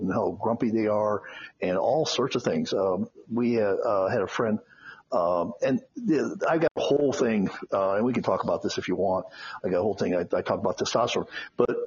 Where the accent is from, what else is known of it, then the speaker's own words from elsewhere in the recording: Phoenix, Arizona, United States; moved away as an adult; also born or lived in Chicago, Illinois; now in Las Vegas, United States; I was born in Chicago, but at age 8, we moved to Phoenix, Arizona. And I essentially grew up in Phoenix